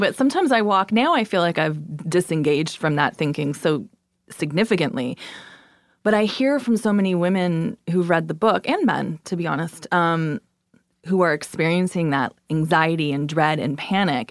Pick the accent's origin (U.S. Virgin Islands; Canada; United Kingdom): Canada; also born or lived in New York; now in Brooklyn, United States; I'm Canadian